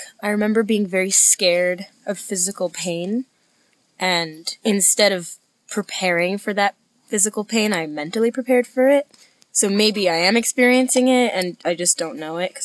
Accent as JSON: {"language": "English", "town": "New York City", "region": "New York", "country": "United States", "said": "I'm from New York City"}